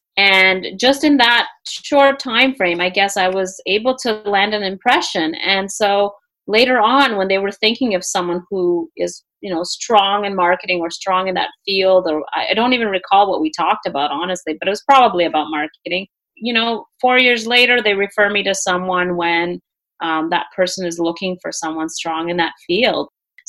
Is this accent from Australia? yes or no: no; Canada; also born or lived in Russia / Peru; I'm Canadian. Yes, I am Canadian now, but I moved to Canada when I was 8 years old. Right. And prior to that, I lived in Peru for a bit. But I was actually born in Russia.